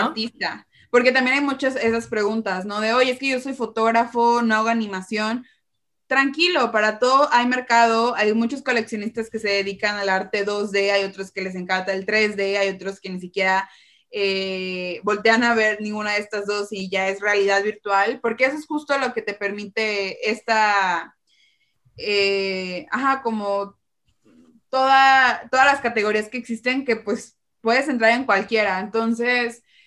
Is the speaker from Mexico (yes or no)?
yes; Mexico; como mexicanos o de Latinoamérica